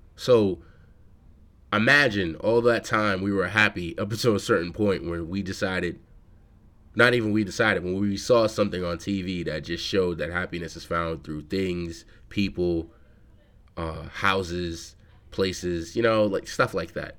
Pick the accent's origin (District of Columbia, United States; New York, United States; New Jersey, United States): New York, United States; New York City; I'm from the Bronx